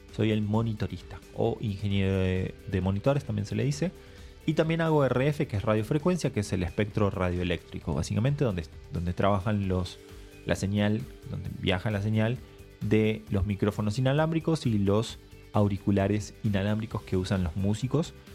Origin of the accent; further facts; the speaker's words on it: Argentina; moved away; vengo de Argentina